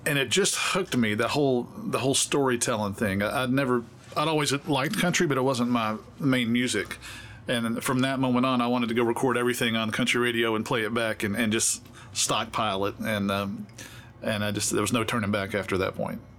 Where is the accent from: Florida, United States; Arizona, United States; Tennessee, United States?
Tennessee, United States; Memphis; also born or lived in Grandview, Texas; now in Nashville, United States; I moved from Memphis by way of Texas, but I grew up in, in Memphis.